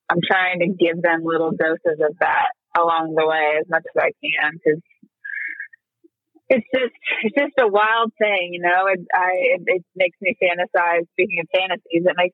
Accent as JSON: {"language": "English", "region": "Kansas", "country": "United States", "tie": "born or raised there", "moved": "as an adult", "lives_now": "Nashville, United States", "said": "my kids are growing up so much more privileged than I did in small town Kansas"}